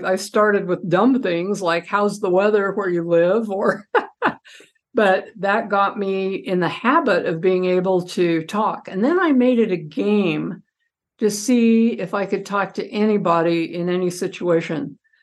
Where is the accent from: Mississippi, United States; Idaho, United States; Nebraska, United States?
Idaho, United States; moved away; also born or lived in Utah; I'm from Idaho too